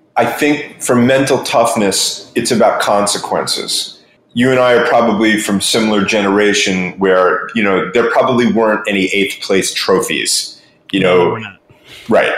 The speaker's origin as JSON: {"language": "English", "region": "New York", "country": "United States", "moved": "yes", "lives_now": "Florida, United States", "said": "I'm originally from New York, live in Florida most of the time."}